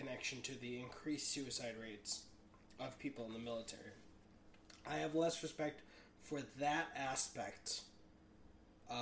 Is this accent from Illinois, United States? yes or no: yes; Chicago, Illinois, United States; also born or lived in Germany; I was born in Germany, but I grew up in Chicago.